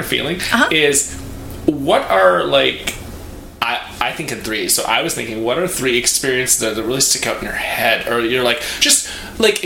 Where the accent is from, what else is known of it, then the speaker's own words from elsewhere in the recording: Wisconsin, United States; now in New York City, United States; I'm from Wisconsin